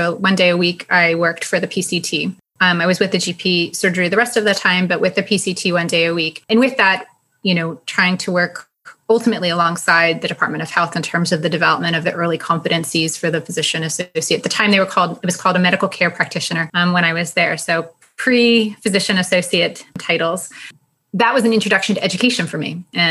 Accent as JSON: {"language": "English", "country": "United States", "also_born_or_lived": "Tipton, United Kingdom", "said": "as an American, I was a bit of a novelty."}